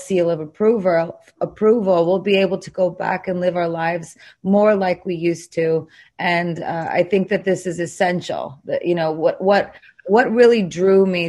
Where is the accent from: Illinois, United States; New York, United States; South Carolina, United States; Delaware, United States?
New York, United States; New York City; I'm from New York. I was there when the Twin Towers were hit.